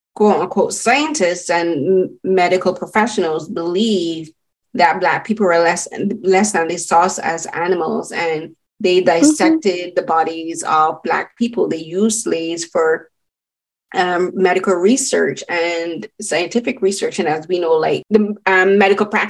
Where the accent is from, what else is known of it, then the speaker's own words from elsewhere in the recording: Barbados; I'm Barbadian and I come from the Caribbean